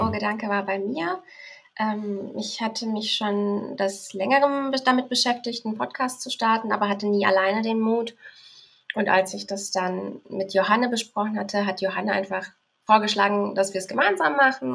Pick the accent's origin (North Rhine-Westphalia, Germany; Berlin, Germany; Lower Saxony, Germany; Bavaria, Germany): Berlin, Germany; bin geboren in Berlin und lebe auch in Berlin